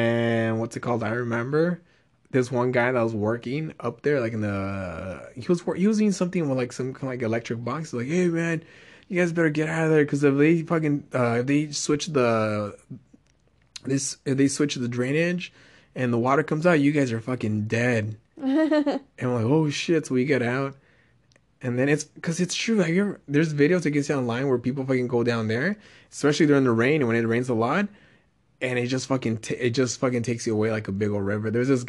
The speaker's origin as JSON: {"language": "English", "region": "Texas", "country": "United States", "said": "I'm from Texas."}